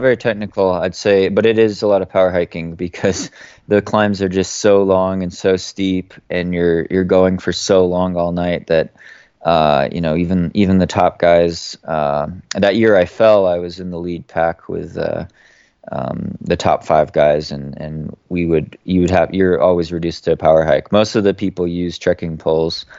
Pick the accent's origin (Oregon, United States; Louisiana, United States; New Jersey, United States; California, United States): Oregon, United States; moved away as an adult; I grew up on the West Coast in the U S in, in the state of Oregon